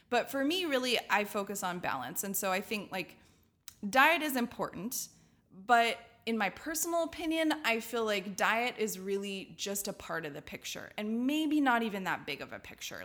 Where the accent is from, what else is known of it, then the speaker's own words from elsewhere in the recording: Redlands, California, United States; I'm from Redlands, California, and in Redlands, there's a Y M C A community circus